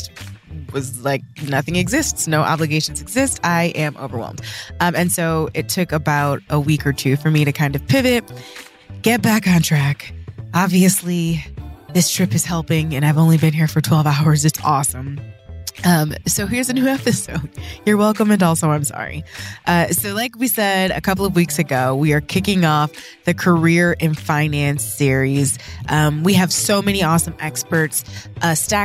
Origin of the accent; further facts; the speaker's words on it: Toledo, Ohio, United States; I was born in Toledo, in Toledo, Ohio